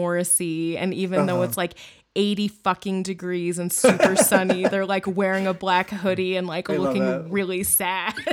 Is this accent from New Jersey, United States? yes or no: no; Bay Area, California, United States; In the Bay Area where I grew up